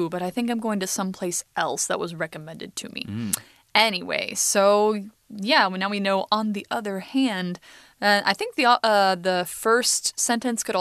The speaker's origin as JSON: {"language": "English", "region": "Idaho", "country": "United States", "tie": "born or raised there", "also_born_or_lived": "California", "moved": "yes", "said": "That's like around where I was born"}